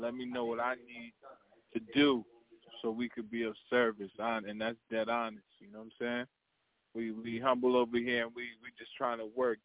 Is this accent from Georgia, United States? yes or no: no; New Brunswick, New Jersey, United States; I'm from New Brunswick. You know what I'm saying? That's the city I rep.